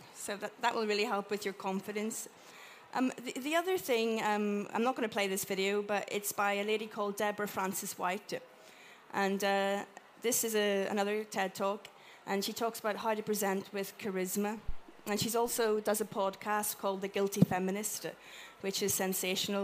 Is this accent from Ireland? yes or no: yes; Ireland; I'm Irish